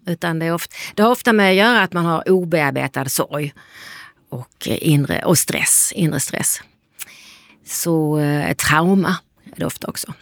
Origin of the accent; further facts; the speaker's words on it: Lund, Skåne, Sweden; Vi är ju från Lund båda två